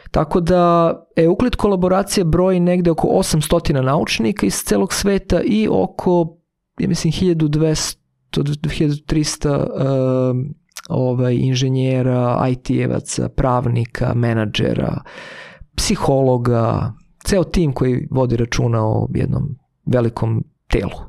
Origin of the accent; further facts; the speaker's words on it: Vršac, Vojvodina, Serbia; moved away; za nas koji smo iz, rodom iz Vršca